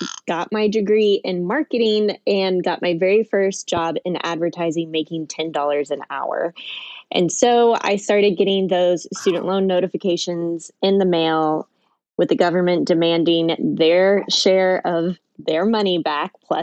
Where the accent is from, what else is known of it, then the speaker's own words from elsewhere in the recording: Kansas City, United States; I'm a Midwest millennial. I grew up in Kansas City